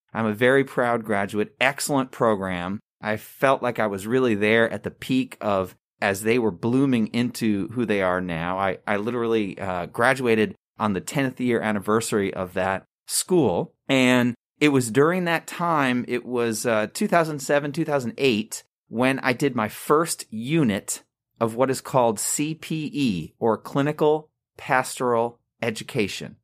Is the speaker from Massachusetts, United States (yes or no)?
no; Long Island, New York, United States; moved away as an adult; also born or lived in Campbell University, North Carolina; now in High Point, United States; I was born and raised in Long Island, New York